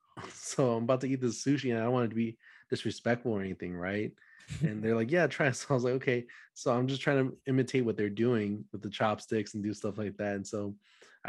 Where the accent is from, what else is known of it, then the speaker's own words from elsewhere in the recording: Dallas, Texas, United States; I'm from Dallas, Texas.